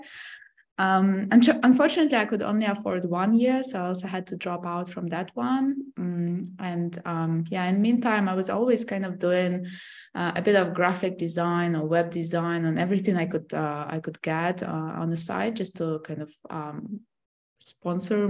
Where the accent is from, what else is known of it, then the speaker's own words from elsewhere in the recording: Russia; moved away; So I'm from Russia originally.